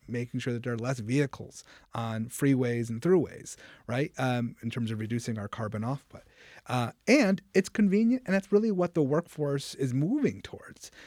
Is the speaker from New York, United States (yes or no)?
yes; Rochester, New York, United States; I grew up in Rochester